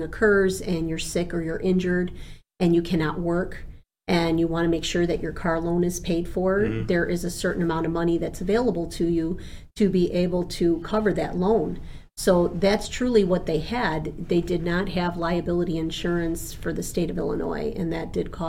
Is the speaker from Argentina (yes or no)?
yes; Argentina; born there; first language Spanish; English is a second language; because I was born in Argentina, I was raised speaking Spanish as a young child.